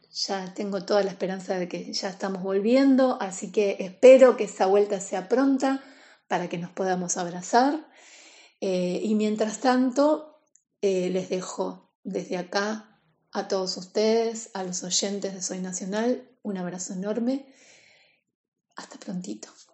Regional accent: Buenos Aires, Argentina; Soy cantante porteña

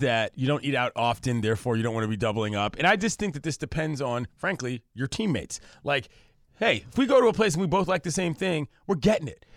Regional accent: Washington, District of Columbia, United States; now in California, United States; I come from the East Coast, D C, where the humidity is out of pocket

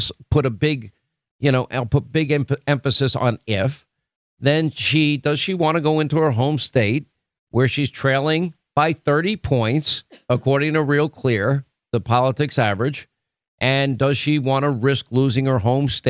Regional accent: Florida, United States; It's in Land O'Lakes, Florida, my home state.

